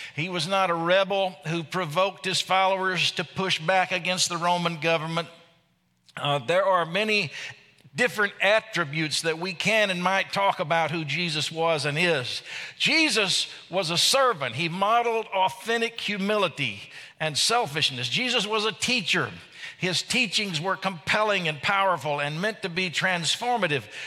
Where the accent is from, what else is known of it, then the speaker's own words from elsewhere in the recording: Arkansas, United States; I'm from Arkansas